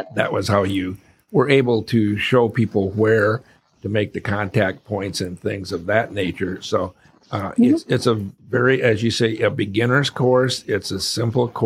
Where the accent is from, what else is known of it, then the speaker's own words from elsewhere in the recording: Arizona, United States; I'm from Arizona